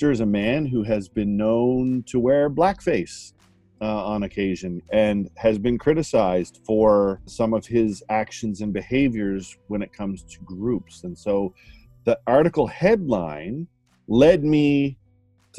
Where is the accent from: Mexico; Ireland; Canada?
Canada; a Canadian citizen